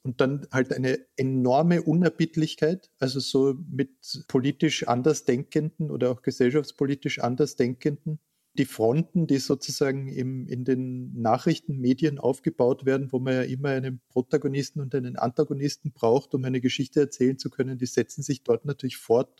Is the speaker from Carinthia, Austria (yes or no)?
yes; Klagenfurt, Carinthia, Austria; moved away; Ich bin in Klagenfurt geboren und war dort Kind